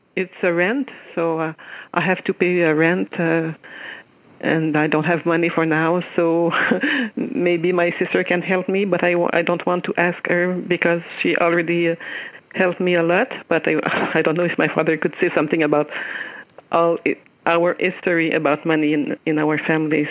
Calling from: Quebec City, Quebec, Canada; English is a second language; I'm calling from Quebec City in Canada.

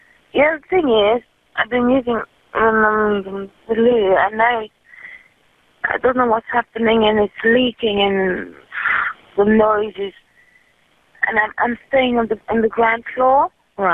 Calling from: London, United Kingdom; I'm calling you from North London.

